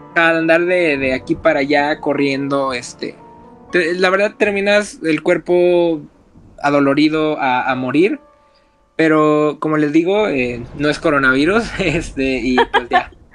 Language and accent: Spanish; Mexico; como buen mexicano